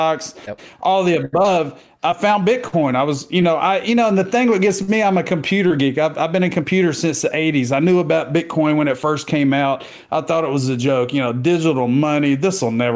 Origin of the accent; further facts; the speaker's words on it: Southeast Texas, United States; I've been living, born and raised in Southeast Texas near the Beaumont, Port Arthur, Golden Triangle area. I haven't left